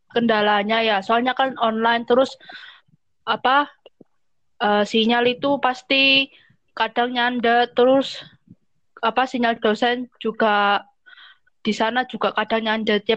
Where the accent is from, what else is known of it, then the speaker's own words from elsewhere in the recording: Sidoarjo, East Java, Indonesia; Halo semua … aku dari Sidoarjo, salam kenal.